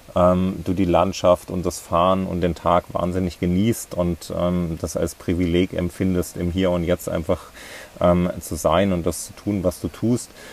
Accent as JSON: {"language": "German", "area": "near Ilmenau", "region": "Thuringia", "country": "Germany", "tie": "born or raised there", "also_born_or_lived": "Leipzig / Berlin", "moved": "as an adult", "said": "Ich bin in, äh, in Thüringen aufgewachsen, ähm, in der Nähe von Ilmenau."}